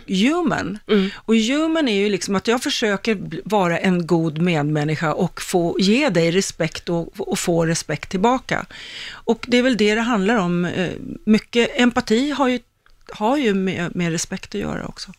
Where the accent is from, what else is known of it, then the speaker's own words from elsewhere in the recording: Stockholm, Stockholm County, Sweden; jag är ju en Högdalstjej